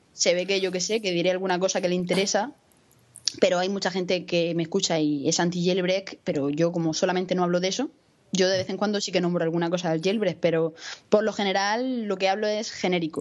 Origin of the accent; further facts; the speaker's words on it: Murcia, Region of Murcia, Spain; soy una chica de Murcia, que tengo 22 años